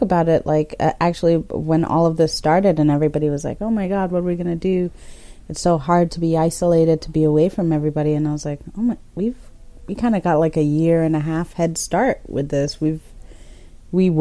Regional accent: Toronto, Ontario, Canada; also born or lived in Kenya; now in Caledon, Canada; grew up in Toronto

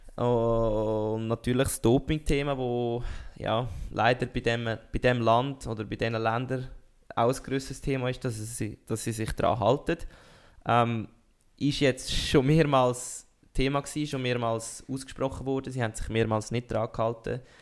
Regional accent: Switzerland; als Schweizer

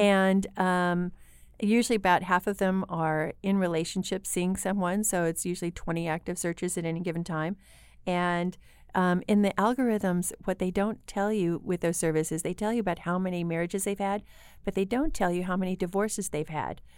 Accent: Lincoln, Illinois, United States; I'm from Lincoln, Illinois

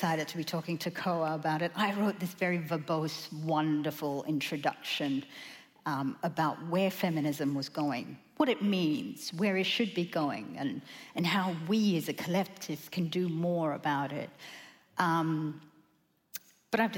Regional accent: Australia; we as Australian women

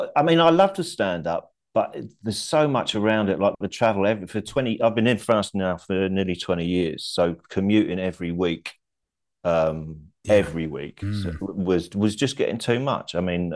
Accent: King's Lynn, East of England, United Kingdom; also born or lived in Blackburn; I was born in Blackburn, but we moved out of Blackburn when I was 7, and we moved to King's Lynn near Norwich.

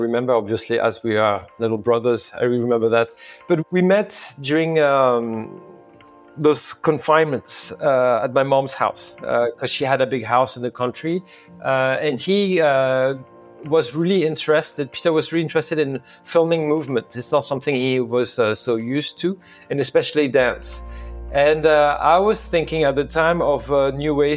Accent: Normandy, France; moved away as an adult; also born or lived in New York City, United States / Lyon, France; I grew up in Normandy camp. We were all bilingual because my mom was Scottish

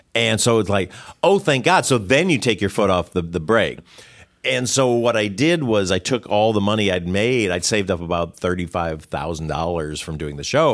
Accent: Detroit, Michigan, United States; he's from Detroit, where I'm from.

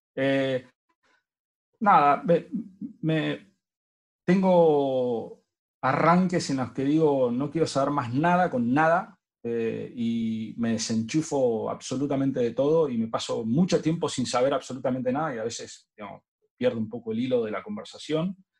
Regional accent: Argentina; lo que usamos acá en Argentina

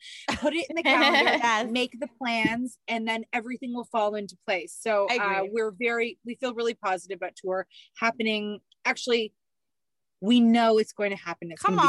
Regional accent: Canada; as Canadian, four Canadian moms.

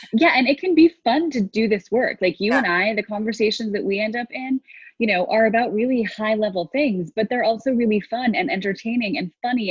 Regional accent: United States; I grew up in New York and New Jersey

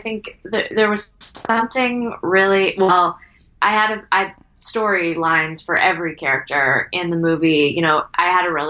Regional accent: Malpeque, Prince Edward Island, Canada; I'm not from a town. I'm from Malpeque, Prince Edward Island.

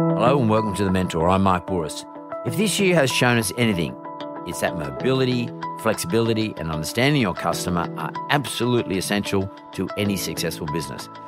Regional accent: Bankstown, New South Wales, Australia; growing up in Banks Town

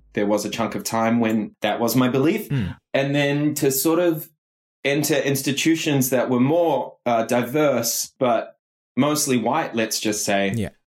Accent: New Zealand; I'm Kiwi

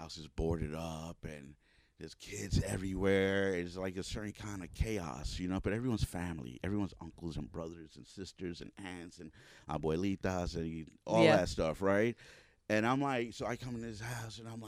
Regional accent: New York City, New York, United States; also born or lived in North Bronx; I was growing up in the South Bronx

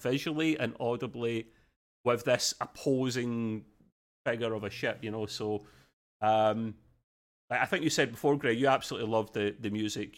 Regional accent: Australia; accent: thick Aussie; my accent

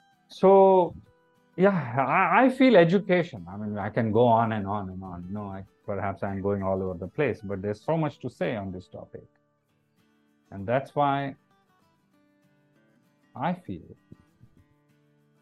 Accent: India; also born or lived in Mumbai, India; an Indian citizen

